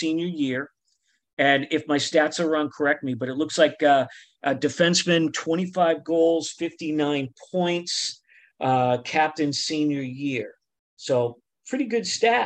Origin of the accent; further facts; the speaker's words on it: Boston, Massachusetts, United States; we're from Boston